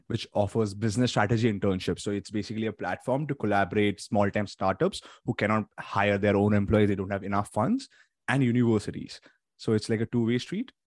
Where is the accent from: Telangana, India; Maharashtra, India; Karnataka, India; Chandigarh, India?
Maharashtra, India; Mumbai; moved away as an adult; now in Toronto, Canada; since my family is back in India, in the city of Mumbai, Uh, so I am from there